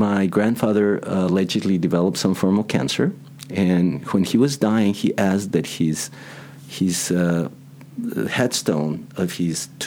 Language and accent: English; Mexicali, Baja California, Mexico; also born or lived in Imperial, California; in Mexicali, where I was born